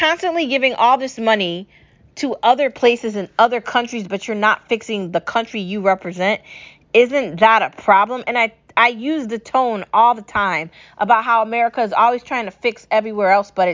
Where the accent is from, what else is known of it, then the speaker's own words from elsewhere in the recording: United States; I love being an American, okay? I love my home country